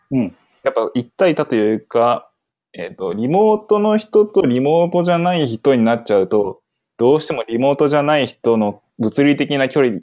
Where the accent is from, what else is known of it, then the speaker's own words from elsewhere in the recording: Fukuoka, Japan; 身は福岡なので